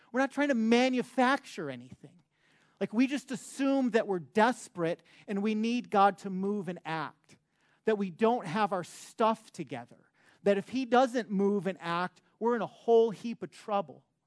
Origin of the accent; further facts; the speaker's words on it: Detroit, Michigan, United States; moved away; I'm from Michigan. I grew up in Metro Detroit